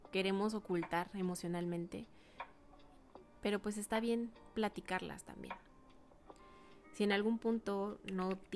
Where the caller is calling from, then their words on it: Ciudad Juárez, Chihuahua, Mexico; mando un abrazo muy fuerte desde acá, la frontera norte del estado de Chihuahua, Ciudad Juárez.